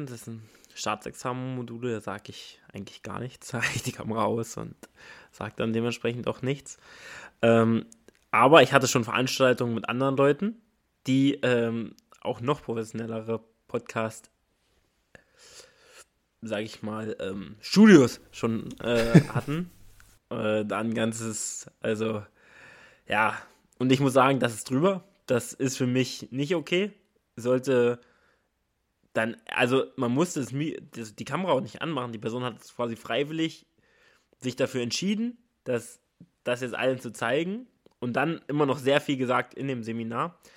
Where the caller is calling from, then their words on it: Jena, Thuringia, Germany; ich bin aus Jena zugeschaltet